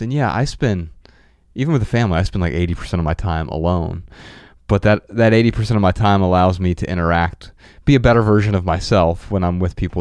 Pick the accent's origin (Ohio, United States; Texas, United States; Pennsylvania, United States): Ohio, United States; Dayton; moved away; We grew up in Dayton, Ohio